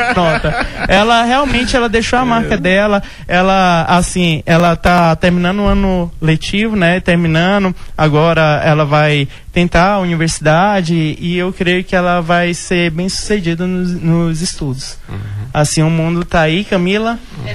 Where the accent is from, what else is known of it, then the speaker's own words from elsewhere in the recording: Tocantins, Brazil; moved away as an adult; now in Vila Rica, Brazil; eu sou do Tocantins